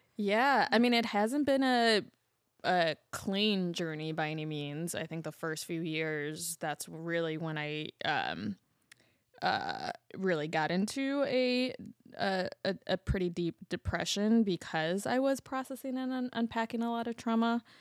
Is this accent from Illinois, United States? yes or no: yes; Chicago, Illinois, United States; as a Chicagoan